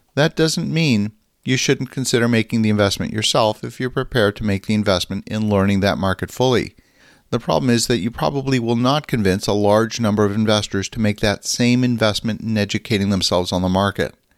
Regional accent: Canada; a Canadian who's very active in U S investments

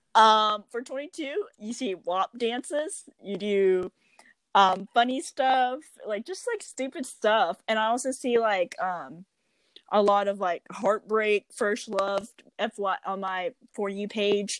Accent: United States; I'm very privileged that I was born in America

